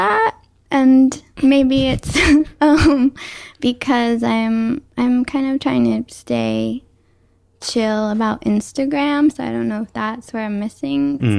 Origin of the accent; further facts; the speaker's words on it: Schodack, New York, United States; moved away as an adult; also born or lived in New Mexico; now in New York City, United States; I grew up in upstate New York in a town called Skodak.